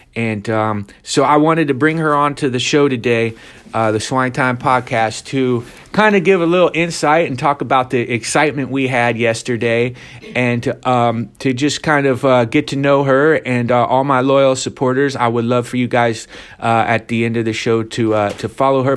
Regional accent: Ohio, United States; my home state of Ohio

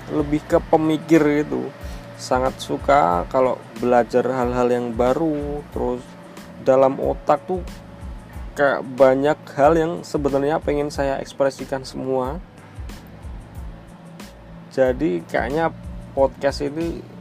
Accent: Magelang, Central Java, Indonesia; accent: medok; moved away; also born or lived in Jakarta; Saya orang Jawa, Magelang yang deket kalau kalian tahu Candi Borobudur pastinya tahu ya. Ya, mungkin rumah saya 15 menit lah dari Candi Borobudur. Maklum kalau ngomongnya agak medok karena walaupun dulu pernah sebentar di Jakarta

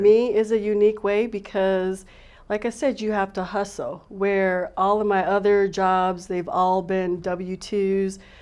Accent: Tucson, Arizona, United States; Growing up here in Arizona, I'm a native, I'm from Tucson

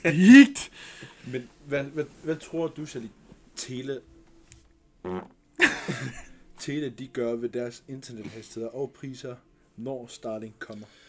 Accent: Greenland; Vi er grønlændere

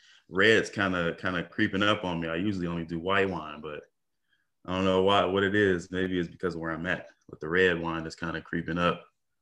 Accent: Detroit, Michigan, United States; You know, it's just like any other city. You know, it got its good parts, got its bad parts. The West Side isn't as bad as the East.

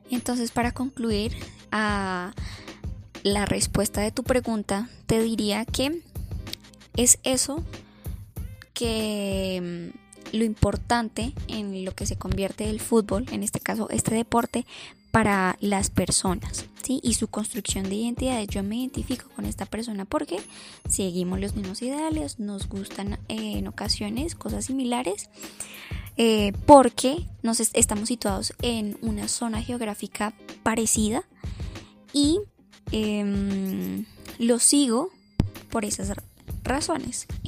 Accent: Colombia; entonces me pongo la camisa, digo que soy de Colombia, me siento orgulloso por ser colombiano

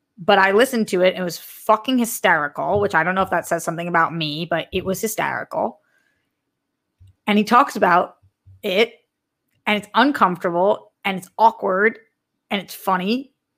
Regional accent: Massachusetts, United States; massholes forever

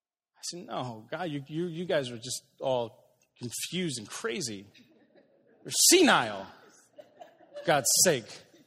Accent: Aurora, Illinois, United States; I didn't want to be in Aurora. I grew up in Aurora.

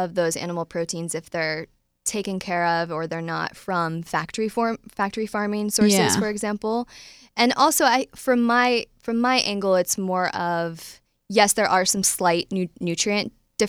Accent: Midwest, United States; now in Nashville, United States; So I'm from the Midwest. So I ate like everybody else does in the Midwest

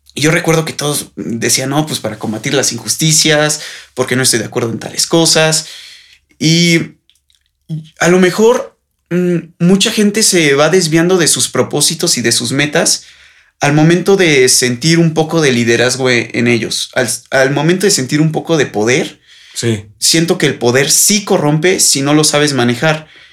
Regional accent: Mexico; los jóvenes somos el futuro de México

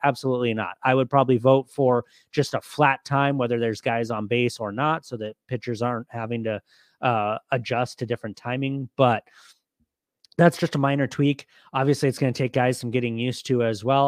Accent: Southern California, United States; now in Arizona, United States; I grew up in Southern California

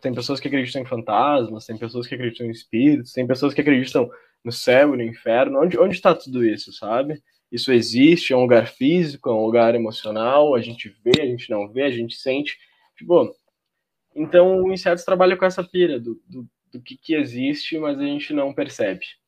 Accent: Porto Alegre, Rio Grande do Sul, Brazil; eu sou de Porto Alegre, né, do Rio Grande do Sul

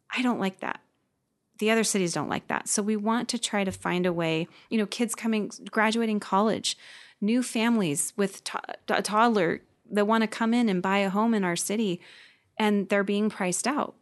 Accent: Gig Harbor, Washington, United States; also born or lived in Seattle, Washington / Bremerton, Washington; I moved here in nineteen eighty-two with my family

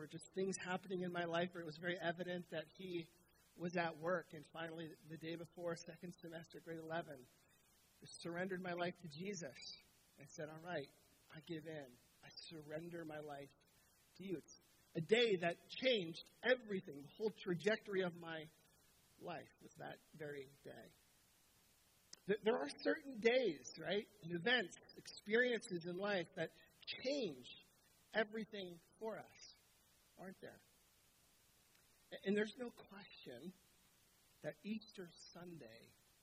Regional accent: Southern Ontario, Canada; moved away as an adult; now in Ottawa, Canada; We're from Southern Ontario. That's where our family lives.

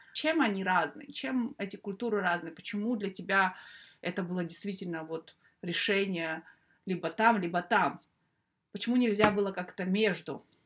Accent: Kazakhstan; moved away as an adult; now in United Kingdom

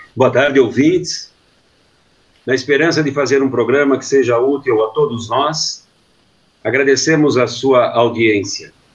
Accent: Brazil; Nós não somos brasileiros, nós estamos brasileiros.

